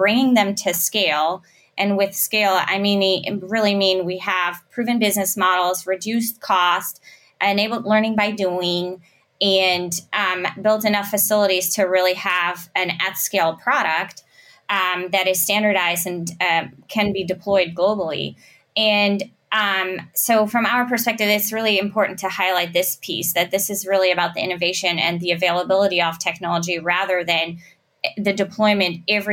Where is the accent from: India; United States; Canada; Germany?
Germany; I'm from Germany